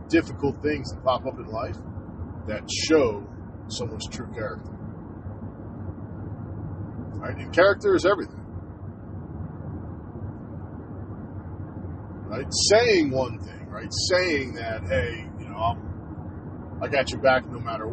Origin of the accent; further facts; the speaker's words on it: New Jersey, United States; growing up in Jersey